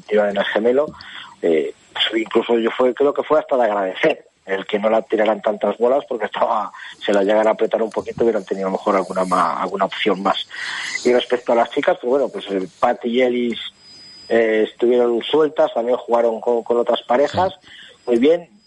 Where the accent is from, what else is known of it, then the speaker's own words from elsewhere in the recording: Valladolid, Castile and León, Spain; el equipo de mi tierra, que fue la Real Sociedad Cívica de Valladolid